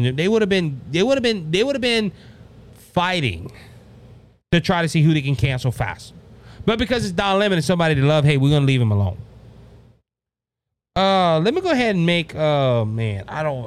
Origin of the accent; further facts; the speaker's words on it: Cajun, Louisiana, United States; I'm Cajun